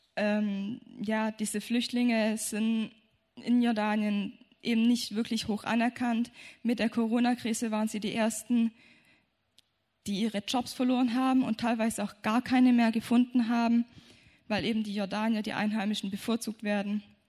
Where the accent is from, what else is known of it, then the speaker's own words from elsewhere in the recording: Germany; wir kommen aus Deutschland